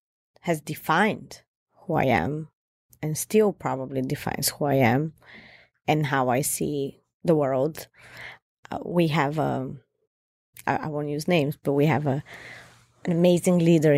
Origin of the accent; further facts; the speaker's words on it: Bulgaria; And here I am from Bulgaria. I went through so much in life